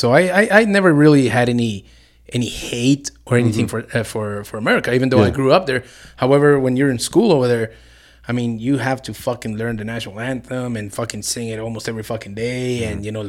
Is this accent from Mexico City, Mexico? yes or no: no; Ciudad Juárez, Chihuahua, Mexico; moved away as an adult; also born or lived in El Paso, Texas; now in New Mexico, United States; But my father's from there, and like I said, I was born here in El Paso, but I was raised in Juarez.